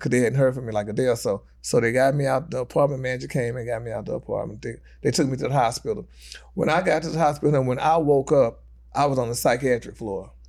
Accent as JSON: {"language": "English", "region": "Texas", "country": "United States", "tie": "born or raised there", "moved": "yes", "said": "my hometown 'cause I'm from Texas."}